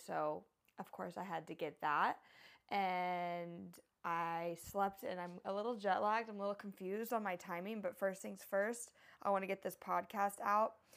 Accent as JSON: {"language": "English", "region": "Texas", "country": "United States", "also_born_or_lived": "San Diego, California", "moved": "yes", "lives_now": "Hawaii, United States", "said": "I'm from Texas, which is like my true home"}